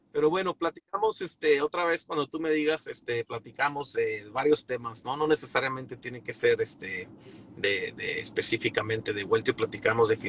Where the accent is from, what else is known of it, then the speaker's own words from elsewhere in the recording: Torreón, Coahuila, Mexico; Yo originalmente soy de Torreón.